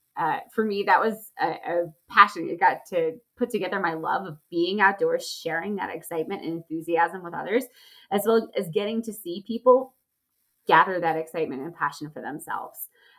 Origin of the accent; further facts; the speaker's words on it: Charlotte, North Carolina, United States; I grew up just outside of Charlotte, North Carolina, and really had a strong outdoor childhood.